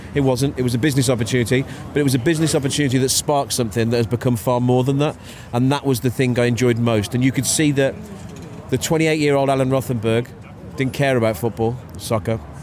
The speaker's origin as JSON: {"language": "English", "town": "Wolverhampton", "region": "West Midlands", "country": "United Kingdom", "tie": "born or raised there"}